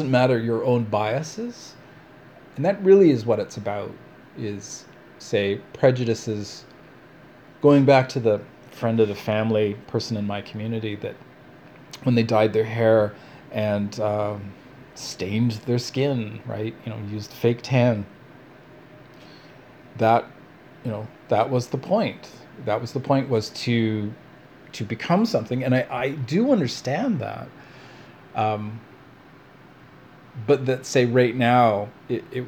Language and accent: English; Canada; also born or lived in Vancouver; Canadians are racist